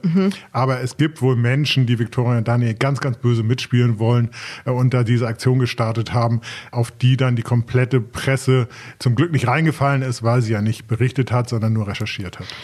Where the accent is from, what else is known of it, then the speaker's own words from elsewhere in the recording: Germany; wir als Deutsche